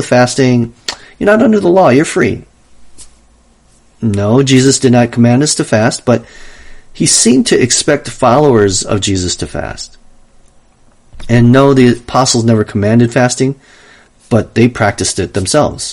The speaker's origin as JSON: {"language": "English", "region": "Wisconsin", "country": "United States", "tie": "born or raised there", "moved": "yes", "lives_now": "Los Angeles, United States", "said": "Growing up in Wisconsin"}